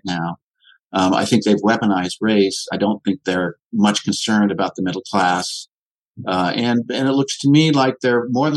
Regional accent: Ann Arbor, Michigan, United States; also born or lived in Middle East; I grew up in Ann Arbor, Michigan, which was a hotbed of the left

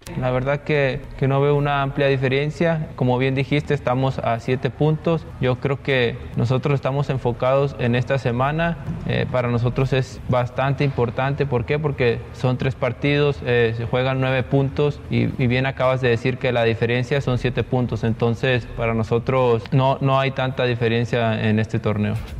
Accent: Querétaro, Mexico; Yo soy de Querétaro

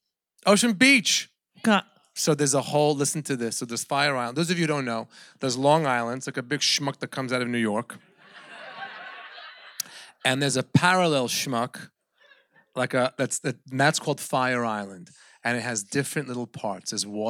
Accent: Sweden; I'm from Sweden.

